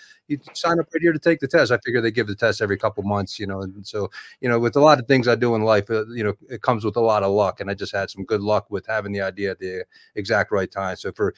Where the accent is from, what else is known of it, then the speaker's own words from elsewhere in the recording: Baltimore, Maryland, United States; moved away as an adult; also born or lived in New York; I'm a Baltimore born and raised. You know, I was graduated high school, graduated college there and stuff.